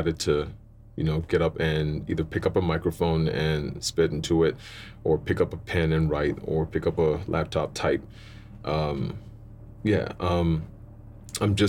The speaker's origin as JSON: {"language": "English", "town": "Cape Coast", "region": "Central Region", "country": "Ghana", "tie": "born or raised there", "moved": "yes", "lives_now": "South Africa", "said": "born in Ghana, Cape Coast, to two Ghanaian parents"}